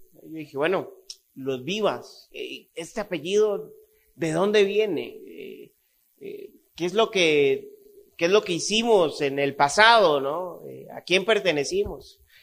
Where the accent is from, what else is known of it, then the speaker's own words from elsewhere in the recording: Costa Rica; Yo nací en Costa Rica, viví en Costa Rica toda mi vida